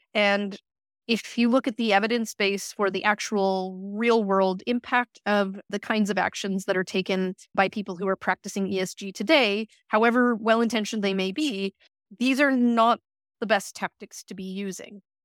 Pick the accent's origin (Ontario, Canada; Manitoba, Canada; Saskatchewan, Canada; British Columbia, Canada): Saskatchewan, Canada; Saskatoon; moved away as an adult; now in Cambridge, United Kingdom; I returned home to my hometown in, in Saskatoon